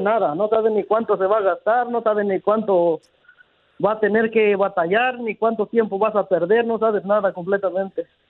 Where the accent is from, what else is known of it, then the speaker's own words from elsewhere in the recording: Toluca, State of Mexico, Mexico; now in San Jose, United States; yo soy de Toluca, el Estado de México